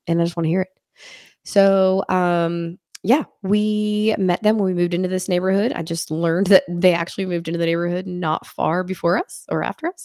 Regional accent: Washington, Pennsylvania, United States; moved away; I'm from Washington, Pennsylvania

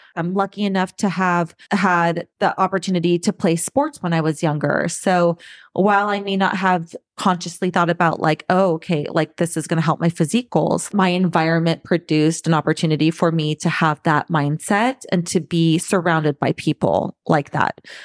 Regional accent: Southern California, United States; moved away as an adult; also born or lived in Saint Louis / Boston; born and raised in Southern California, and live here again.

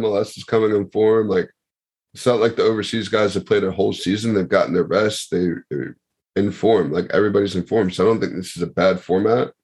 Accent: United States; as an American

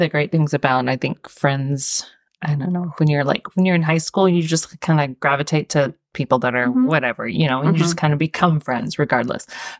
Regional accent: Utah, United States; also born or lived in Arizona; I'm from Utah.

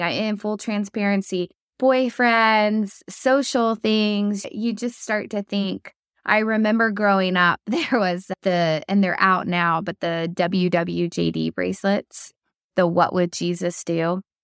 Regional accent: Oklahoma, United States; moved away as an adult; also born or lived in North Carolina; I was born and raised in Oklahoma

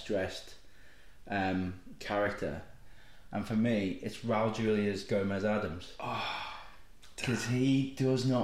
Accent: Liverpool, North West England, United Kingdom; being a Scouser

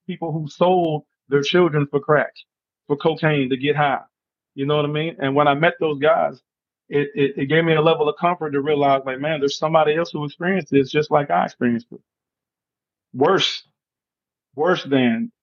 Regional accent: Charleston, West Virginia, United States; me being raised in Charleston, West Virginia, you know, little old West Virginia, everyone writes it off as backwood country bunking West Virginia, but I lived there. I was raised there. That's my home state. That's my home city

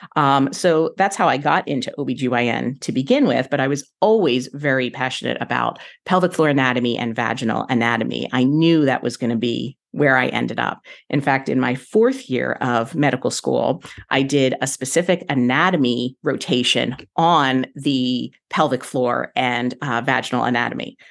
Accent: Philadelphia, Pennsylvania, United States; moved away as an adult; now in Central Florida, United States; I was born and raised in Philadelphia area

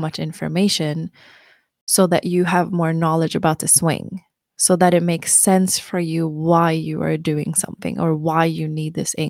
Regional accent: Sweden; When I grew up in Sweden, honestly, like, long story short, and we'll talk more about it, but growing up in Sweden in my small town, it was kind of based on seasons.

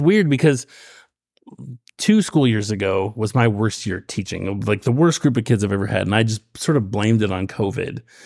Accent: Roseburg, Oregon, United States; When I grew up in Roseburg, um, the stake there, every summer I was a young man

